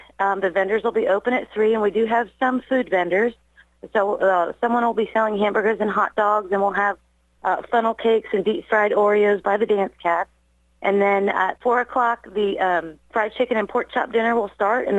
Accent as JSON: {"language": "English", "town": "Brookville", "region": "Indiana", "country": "United States", "tie": "born or raised there", "moved": "as an adult", "said": "I'm actually from Brookville. I grew up here"}